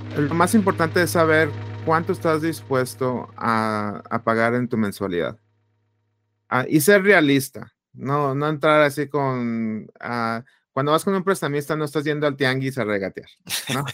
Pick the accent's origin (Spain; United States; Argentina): United States; Phoenix, Arizona; also born or lived in Chihuahua, Mexico; soy originario de Chihuahua, México. Ah, me vine a Estados Unidos de, niño ah, y del área de Phoenix, Arizona. Aquí crecí, aquí estudié